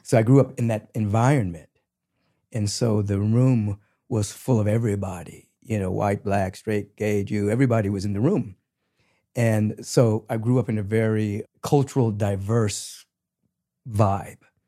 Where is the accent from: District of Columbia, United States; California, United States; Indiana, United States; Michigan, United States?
District of Columbia, United States; Washington; moved away; I'm originally from Washington, D C.